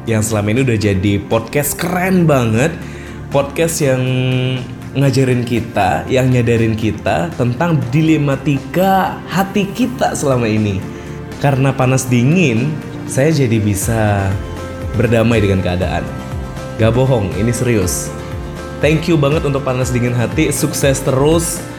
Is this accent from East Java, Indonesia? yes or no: no; Mataram, West Nusa Tenggara, Indonesia; Saya asal dari Mataram, Pulau Lombok, Nusa Tenggara Barat. Saya 23 tahun dan saya seorang jomblo.